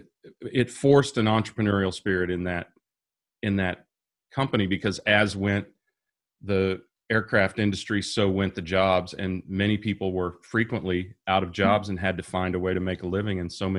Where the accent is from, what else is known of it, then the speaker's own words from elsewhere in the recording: Kansas, United States; So, I'm originally from Kansas, a small town that most people wouldn't even know, but I've lived all over the states.